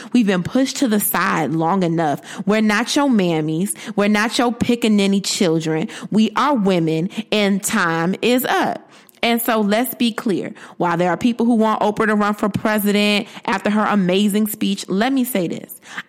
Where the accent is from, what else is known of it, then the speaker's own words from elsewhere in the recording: Bridgeport, Connecticut, United States; Bridgeport, my hometown